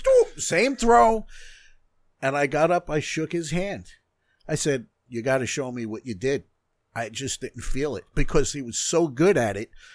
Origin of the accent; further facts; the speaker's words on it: North Merrick, New York, United States; I grew up in North Merrick